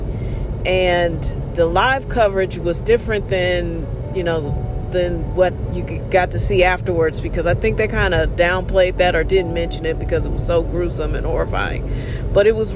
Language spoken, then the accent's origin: English; United States; we were all just Americans